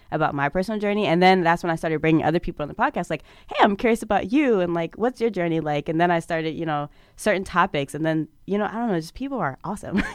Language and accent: English; Prince George's County, Maryland, United States; I come from Prince George's County, Maryland